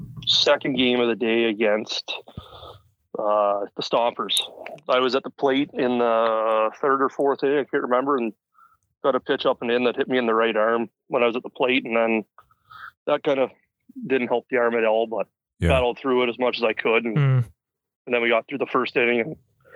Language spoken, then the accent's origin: English; Brussels, Ontario, Canada; We very small town. I think we had about 1,000 people or so, and played minor ball here in town.